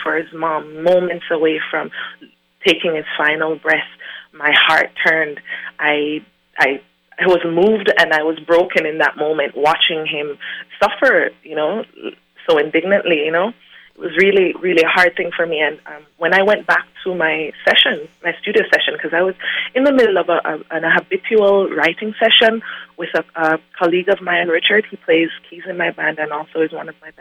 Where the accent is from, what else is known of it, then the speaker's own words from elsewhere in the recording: Jamaica; I'm from Jamaica